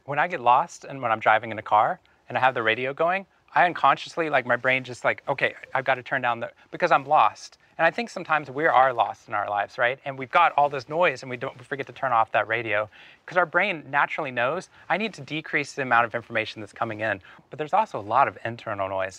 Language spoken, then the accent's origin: English; Waco, Texas, United States; moved away as an adult; Waco, Texas. I grew up for 18 years in Waco